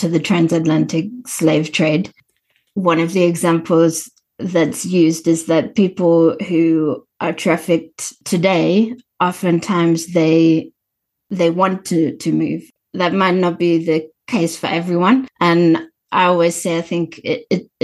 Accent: South Africa; as a South African who's experienced apartheid conditions

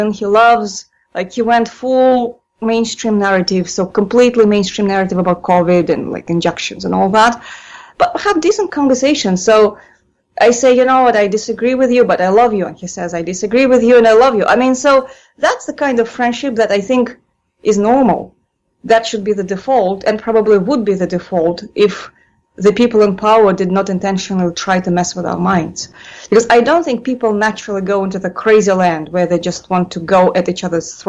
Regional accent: Moscow, Russia; moved away; born and raised in Moscow

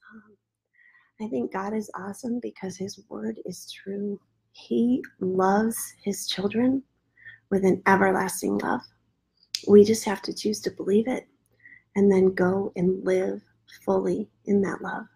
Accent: Midwest, United States; now in Florida, United States; Where I live now in Florida and mm raising children here versus the way I was raised in the Midwest

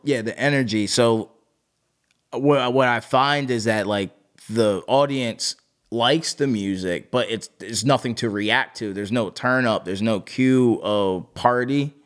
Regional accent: New Jersey, United States; moved away as an adult; also born or lived in Orlando; now in Miami, United States; grew up in New Jersey

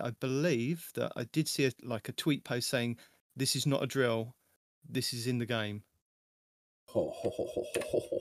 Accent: United Kingdom; I am your British host

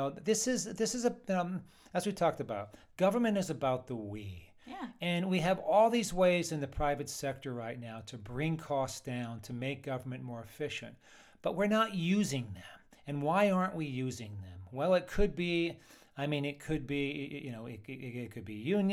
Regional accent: Shamokin, Pennsylvania, United States; now in San Diego, United States; I'm from Pennsylvania, you know, Shamokin, Pennsylvania, anthracite coal region. You know, it was a good place to grow up

